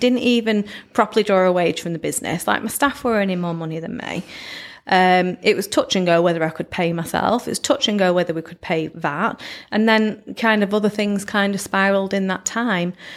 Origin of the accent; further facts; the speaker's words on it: Blackpool, North West England, United Kingdom; not actually from Lytham, I'm from Blackpool